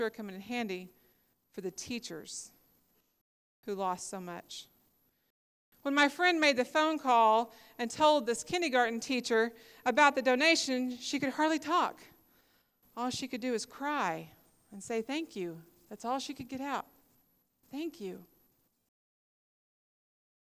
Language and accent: English; Tahlequah, Oklahoma, United States; we're from Tahlequah, Oklahoma